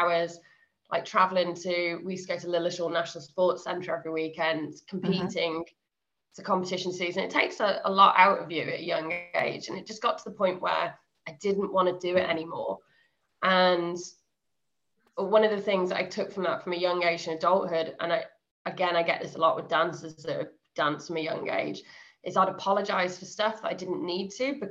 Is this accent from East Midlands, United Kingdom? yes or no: no; Worcester, West Midlands, United Kingdom; I'm originally from Worcester